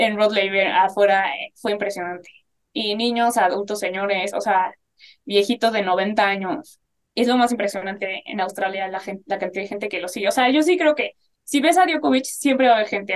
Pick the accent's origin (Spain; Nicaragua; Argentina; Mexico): Mexico; una fotógrafa mexicana